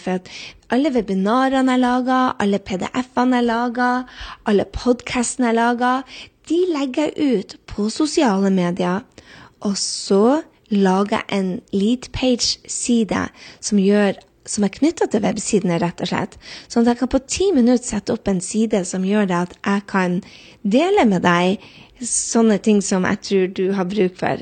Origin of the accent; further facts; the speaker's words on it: Northern Norway, Norway; jeg er nordlending